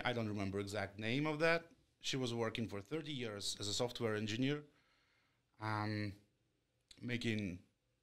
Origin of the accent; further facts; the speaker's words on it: Petrozavodsk, Republic of Karelia, Russia; now in Ukraine; So I'm from Russia, from the small city Petrozavodsk, which is to the north from the St. Petersburg.